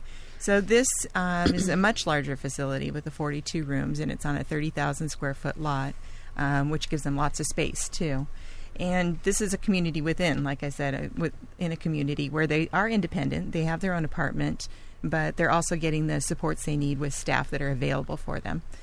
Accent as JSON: {"language": "English", "town": "Laguna Beach", "region": "California", "country": "United States", "tie": "born or raised there", "said": "I'm a Laguna native. I was born and raised in Laguna Beach"}